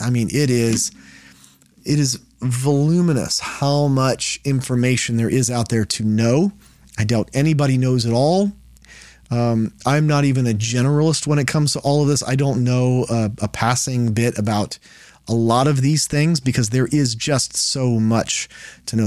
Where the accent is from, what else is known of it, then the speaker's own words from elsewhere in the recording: Texas, United States; I'm from Texas